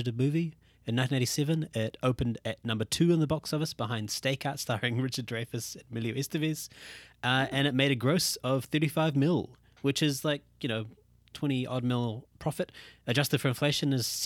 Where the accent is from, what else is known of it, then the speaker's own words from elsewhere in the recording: India; I'm an Indian guy